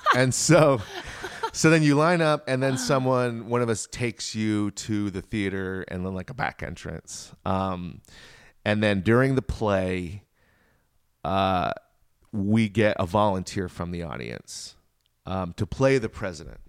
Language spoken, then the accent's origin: English; Richmond, Virginia, United States; I grew up in Richmond, Virginia